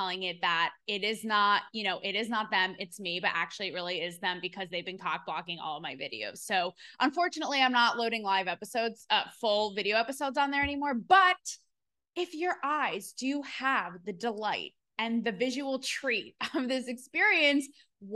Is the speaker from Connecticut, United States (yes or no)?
yes; Connecticut, United States; moved away as an adult; also born or lived in Manhattan, New York / Los Angeles; now in Nashville, United States; I'm from Connecticut